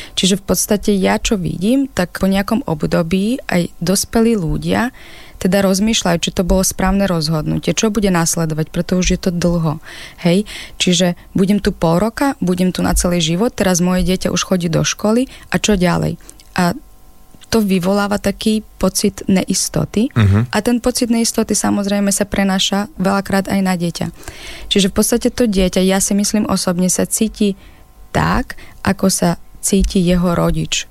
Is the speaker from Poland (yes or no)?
no; Ukraine; Slovak is a second language; moved away as an adult; now in Slovakia; aj keď žijem na Slovensku, stále som Ukrajinka